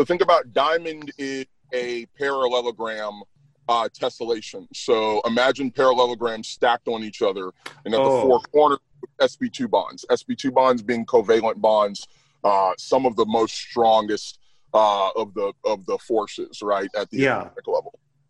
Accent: the South, United States; I'm a Southerner with no accent

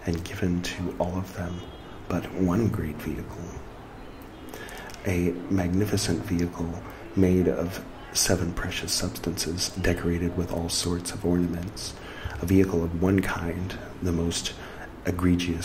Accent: California, United States; moved away as an adult; now in India; I came from California, so I grew up with that feeling of, like, not really being where I'm from.

